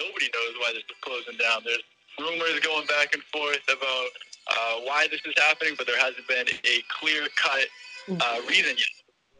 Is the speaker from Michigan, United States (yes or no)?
no; Massachusetts, United States; moved away as an adult; now in Pennsylvania, United States; I'm from Massachusetts, where it is legal